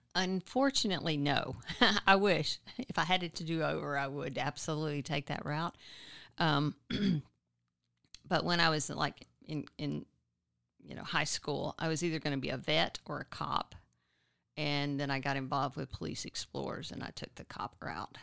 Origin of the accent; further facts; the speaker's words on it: Nacogdoches, Texas, United States; now in Austin, United States; I grew up in East Texas in Nacogdoches.